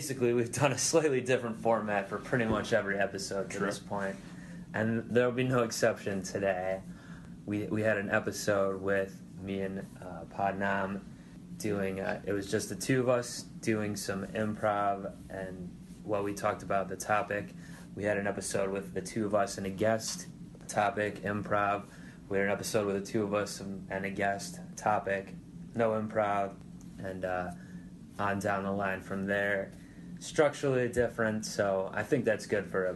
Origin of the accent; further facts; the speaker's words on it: Ohio, United States; my home state of Ohio